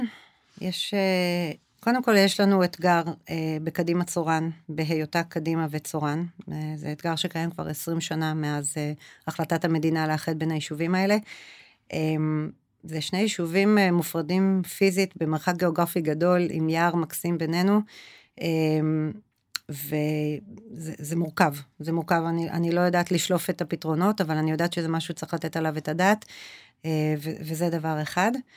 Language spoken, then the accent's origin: Hebrew; Israel; also born or lived in Ra'anana; now in Kadima-Tzoran, Israel; אני גדלתי אה, בכפר כילדה, ואז עם המשפחה שלי אה, עברנו לעיר, ההורים שלי גם היום בקד... ברעננה